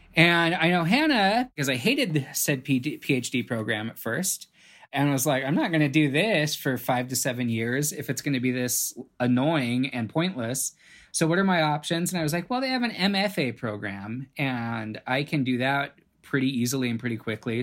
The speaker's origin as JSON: {"language": "English", "town": "Los Angeles", "region": "California", "country": "United States", "tie": "born or raised there", "also_born_or_lived": "San Francisco", "said": "I grew up in Los Angeles and just immersed in the film industry"}